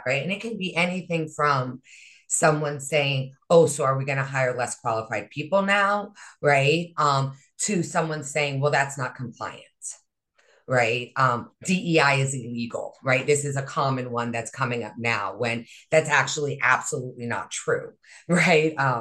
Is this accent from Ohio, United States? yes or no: no; Hawaii, United States; also born or lived in Northeast United States; now in Northeast, United States; I was raised in Hawaii, right? I live in, you know, in the Northeast